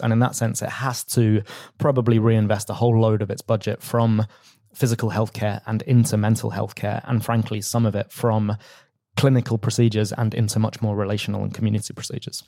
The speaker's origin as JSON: {"language": "English", "region": "London", "country": "United Kingdom", "tie": "born or raised there", "said": "I was a council candidate where I grew up in North London"}